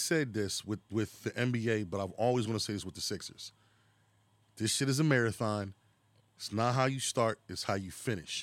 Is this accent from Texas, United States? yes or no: no; Philadelphia, Pennsylvania, United States; we're from Philadelphia, 'cause we say ball